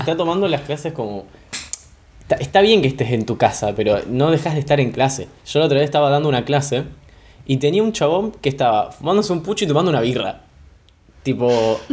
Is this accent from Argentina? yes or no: yes; Argentina; yo soy de Argentina